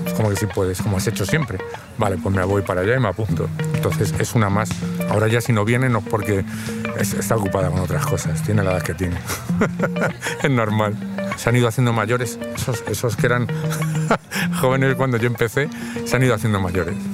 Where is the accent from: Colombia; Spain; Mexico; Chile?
Spain; Madrid, Community of Madrid; soy de Madrid, tengo 54 años